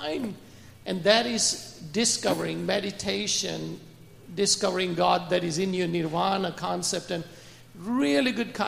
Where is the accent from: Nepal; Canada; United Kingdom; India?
India; and then I have talked to Buddhist people in India also. I'm from India.